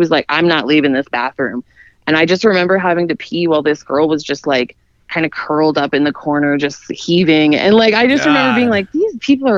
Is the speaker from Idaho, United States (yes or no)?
yes; Idaho, United States; moved away as an adult; now in Miami, United States; I'm from Idaho originally. I'm from the middle of nowhere. And so I moved to Miami when I was in my 20s